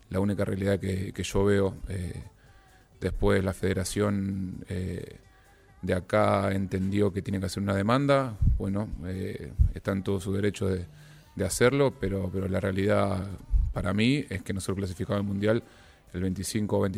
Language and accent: Spanish; Ecuador; primero esto lo voy a responder obviamente como ecuatoriano y no como arquero de la U